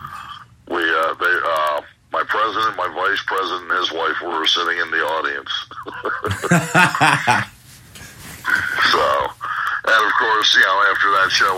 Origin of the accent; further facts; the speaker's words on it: Lansdale, Pennsylvania, United States; my hometown of Lansdale, Pennsylvania